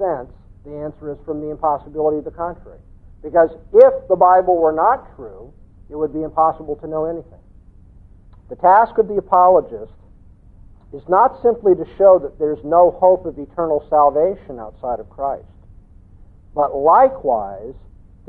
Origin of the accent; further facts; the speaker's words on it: Southern California, United States; I come from Southern California